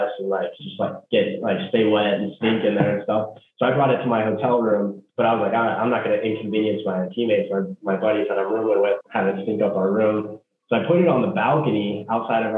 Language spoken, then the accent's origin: English; Cincinnati, Ohio, United States; moved away as an adult; I grew up in Cincinnati, Ohio